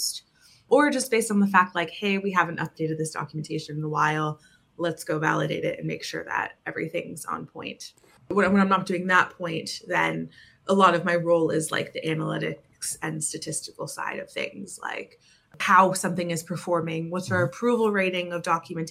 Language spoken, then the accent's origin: English; New Jersey, United States; moved away as an adult; also born or lived in Ireland / Barcelona; now in London, United Kingdom; I'm from New Jersey originally. I moved to Ireland about 7 years ago